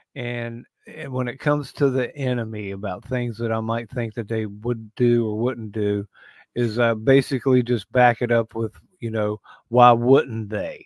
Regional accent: West Virginia, United States; West by God, Virginia.

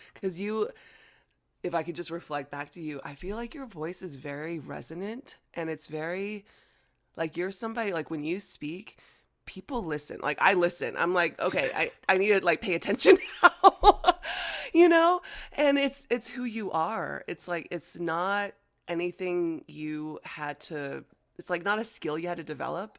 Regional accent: United States; first language Chinese; English is a second language; American born Chinese, growing up in America, and, you know, Chinese was my first language, but obviously, I quickly learned English

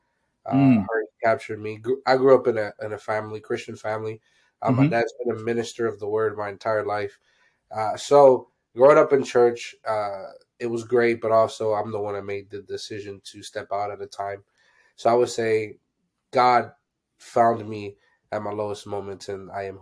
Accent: Pennsylvania, United States; I'm from Pennsylvania

